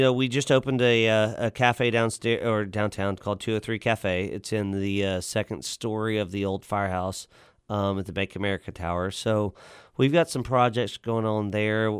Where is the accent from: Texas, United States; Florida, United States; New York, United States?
Texas, United States; Lockhart; also born or lived in New Braunfels, Texas / Denton, Texas; now in Fort Worth, United States; I grew up in Lockhart's, so we had barbecue joints